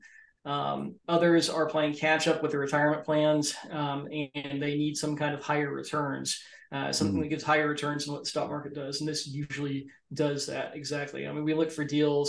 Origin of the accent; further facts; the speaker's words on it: Oklahoma, United States; moved away; also born or lived in Arizona; where I grew up in Oklahoma